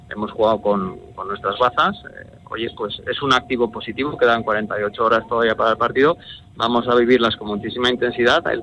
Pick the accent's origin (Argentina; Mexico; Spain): Spain; Zaragoza, Aragon; como zaragozano